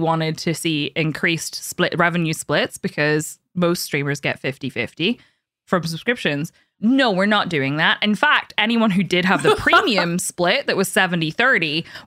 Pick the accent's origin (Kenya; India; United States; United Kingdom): United Kingdom; Northern Ireland; I'm Northern Irish